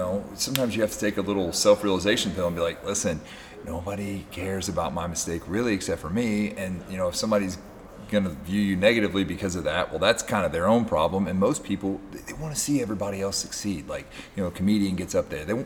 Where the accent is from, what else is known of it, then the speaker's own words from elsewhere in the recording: Kentucky, United States; I'm just from a place in Kentucky